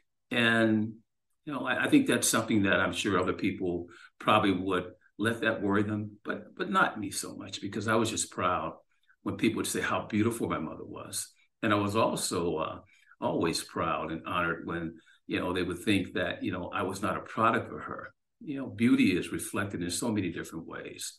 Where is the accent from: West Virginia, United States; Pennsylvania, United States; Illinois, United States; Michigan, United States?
Illinois, United States; Chicago; growing up in Chicago, I grew up on the west side of the city